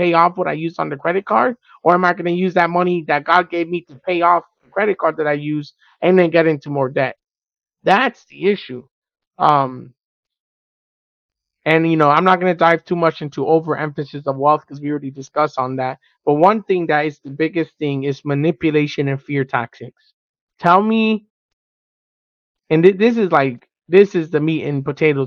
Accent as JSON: {"language": "English", "town": "Miami", "region": "Florida", "country": "United States", "said": "We're from Miami"}